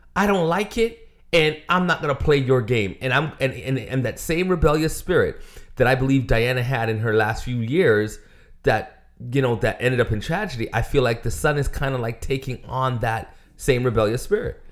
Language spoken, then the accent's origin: English; United States